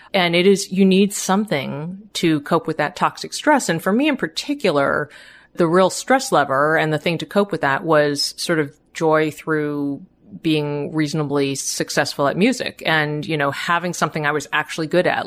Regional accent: Boston, Massachusetts, United States; I grew up in the Boston area, family of immigrants

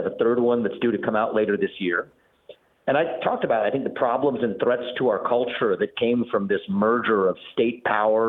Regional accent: Cincinnati, Ohio, United States; I was born and raised in Cincinnati, Ohio, kid of immigrants.

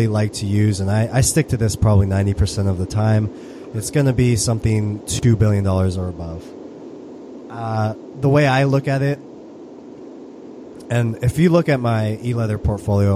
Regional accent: United States; I'm U.S., I'm all American

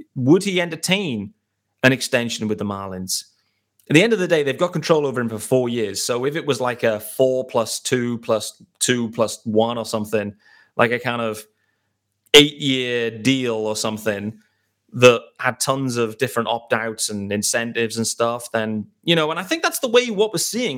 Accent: United Kingdom; I am a British host

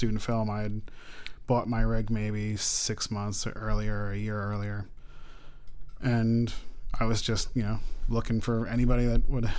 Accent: Woodstock, New York, United States; moved away as an adult; also born or lived in Manhattan, New York; now in Long Island, United States; I'm from Woodstock, New York.

